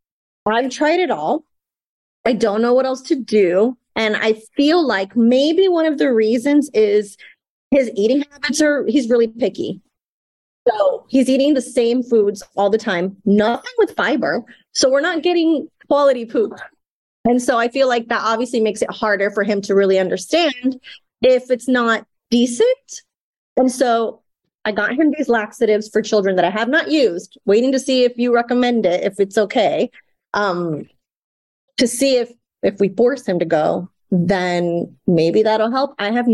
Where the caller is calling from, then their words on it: Texas, United States; I am in Texas right now.